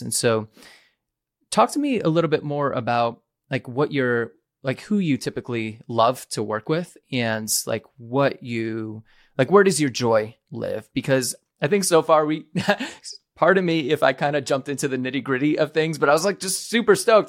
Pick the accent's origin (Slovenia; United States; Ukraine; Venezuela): United States; New England; I'm from New England